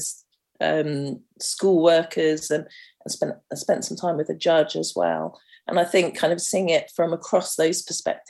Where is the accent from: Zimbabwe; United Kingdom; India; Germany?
United Kingdom; London; growing up in Camden's so diverse